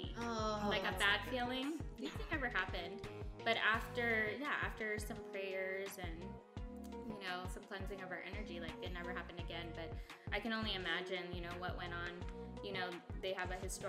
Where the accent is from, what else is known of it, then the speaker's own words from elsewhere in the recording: Guam; moved away; I'm from Guam and we believe in legends.